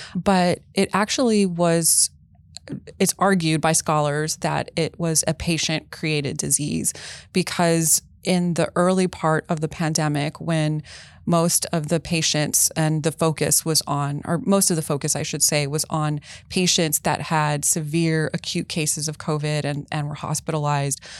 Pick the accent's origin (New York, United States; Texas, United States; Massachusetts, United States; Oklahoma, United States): Texas, United States; I'm from Texas